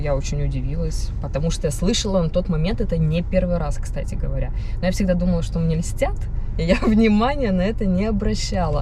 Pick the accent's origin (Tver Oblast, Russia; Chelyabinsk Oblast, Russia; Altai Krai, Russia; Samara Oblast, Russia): Chelyabinsk Oblast, Russia; Chelyabinsk; moved away as an adult; now in Moscow, Russia; на моей родине, в Челябинске